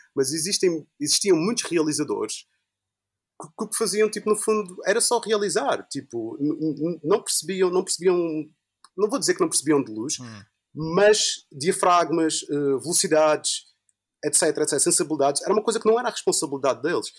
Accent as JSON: {"language": "Portuguese", "town": "Funchal", "region": "Madeira", "country": "Portugal", "tie": "born or raised there", "said": "sou do Funchal e quando, quando eu estava a estudar no Funchal, quando eu estava lá no liceu"}